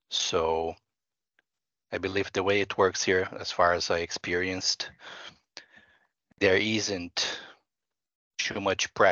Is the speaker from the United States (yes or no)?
no; Brazil; English is a second language; now in Finland; Yeah, I'm originally from Brazil, and I'm not saying that there are no flaws there because there are many.